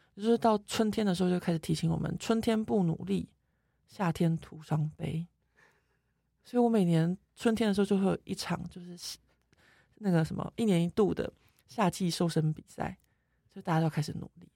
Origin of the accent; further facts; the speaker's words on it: Taiwan; now in France; 我们台湾人